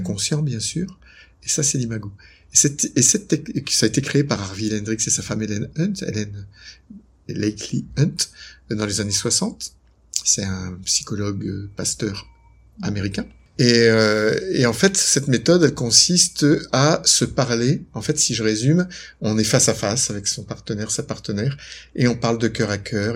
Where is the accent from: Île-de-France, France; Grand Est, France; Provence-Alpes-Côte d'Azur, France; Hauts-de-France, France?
Hauts-de-France, France; Lille; moved away as an adult; also born or lived in Aix-en-Provence / Quebec; now in Noirmoutier, France; je suis originaire de Lille, j'aime bien le dire, je suis un ch'ti